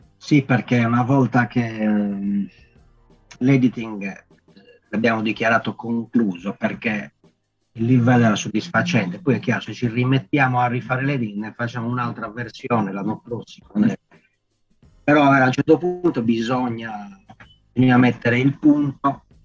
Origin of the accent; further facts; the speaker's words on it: Sassari, Sardinia, Italy; descrivere la mia città, la mia terra